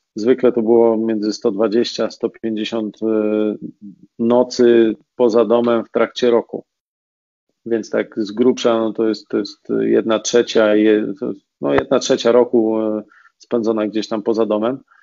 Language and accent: Polish; Racibórz, Silesian Voivodeship, Poland